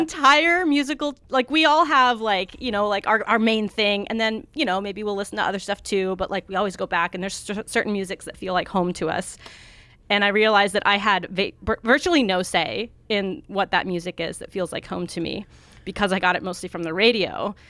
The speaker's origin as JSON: {"language": "English", "region": "Montana", "country": "United States", "tie": "born or raised there", "also_born_or_lived": "Oregon", "moved": "yes", "said": "I lived in Oregon for a long time, but I'm, I grew up in Montana"}